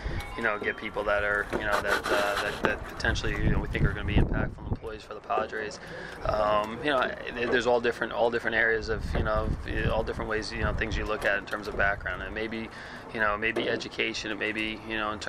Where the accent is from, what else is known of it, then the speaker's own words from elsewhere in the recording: New York, United States; moved away; I was from New York